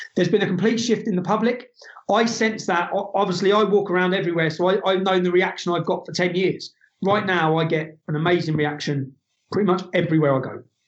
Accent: England, United Kingdom; I'm the son of an Irish immigrant. I'm not alienated. I'm a, I'm English.

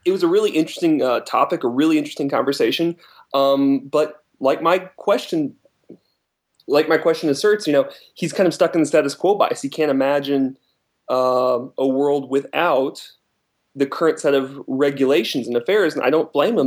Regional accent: United States; now in Germany; I'm an American

